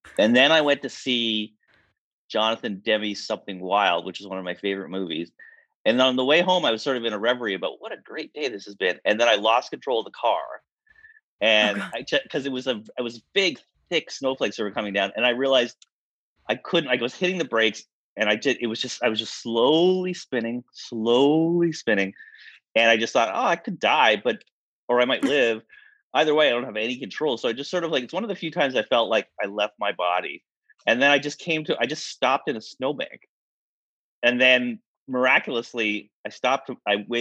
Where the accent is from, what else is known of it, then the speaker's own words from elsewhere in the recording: Exeter, Ontario, Canada; now in Los Angeles, United States; my little town was called Exeter. It was like 4,000 people. And I was a senior in high school